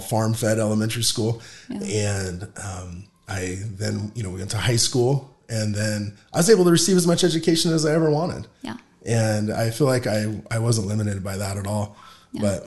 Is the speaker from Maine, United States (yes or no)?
no; Palo Verde, Arizona, United States; I grew up in Palo Verde